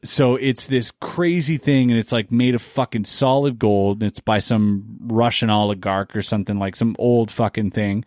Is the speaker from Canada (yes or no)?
no; near Basel, Baden-Württemberg, Germany; moved away; where I grew up in, in where Berlin is, is like a six to eight hour train ride